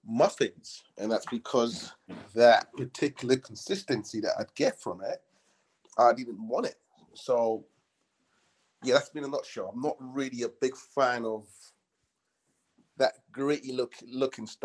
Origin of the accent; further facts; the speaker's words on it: London, United Kingdom; I'm from London, United Kingdom.